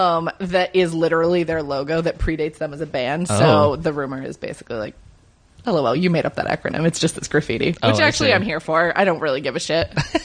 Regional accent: Upstate New York, United States; growing up in Upstate

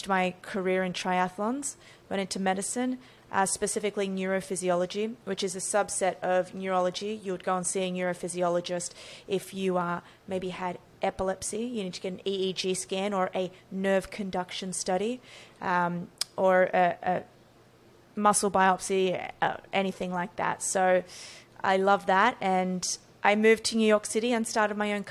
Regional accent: Australia; So born and raised in Australia

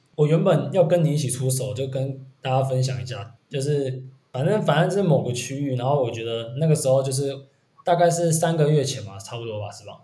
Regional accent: southern Taiwan, Taiwan; now in Taipei, Taiwan; 我是北漂嘛，诶，我们都是北漂。对，我们都是南部人。我是竹漂

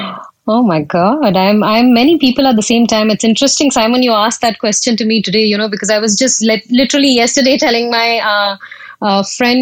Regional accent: India; accent: Indian; moved away as an adult; now in United Kingdom; I am Indian, and I moved to the UK over a decade ago when I got married to my husband. And back in India, I was a journalist and a radio presenter

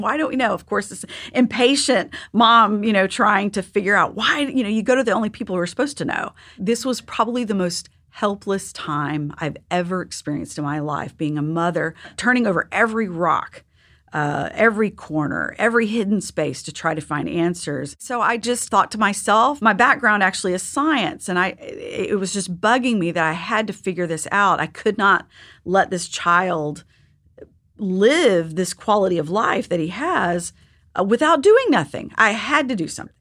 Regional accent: Texas, United States; I'm from Texas

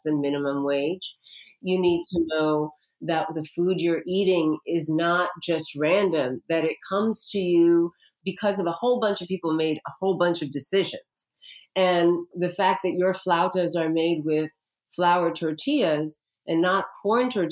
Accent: India; I'm an Indian woman, okay? My culture has been using turmeric for 5,000 years

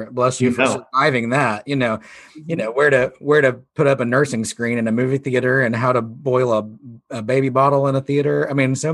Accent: Mount Vernon, Missouri, United States; moved away; I'm barely from the North, like, Mount Vernon, Missouri, just over the Mason-Dixon

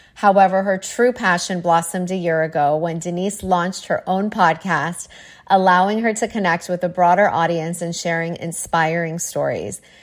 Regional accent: Toronto, Ontario, Canada; now in New York, United States; I grew up in Toronto. I live in New York now.

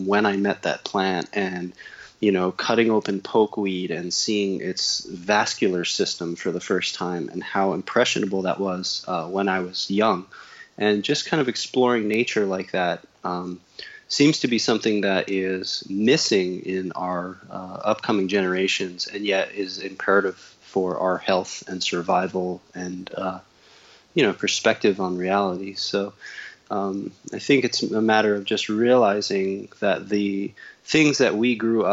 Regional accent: New Jersey, United States; I grew up in New Jersey

